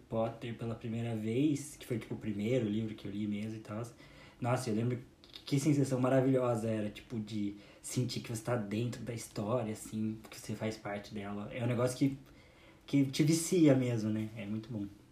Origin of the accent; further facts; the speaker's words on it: Curitiba, Paraná, Brazil; a gente é de Curitiba